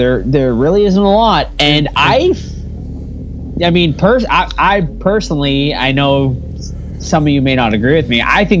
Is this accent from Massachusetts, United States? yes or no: yes; Massachusetts, United States; we're all from Massachusetts.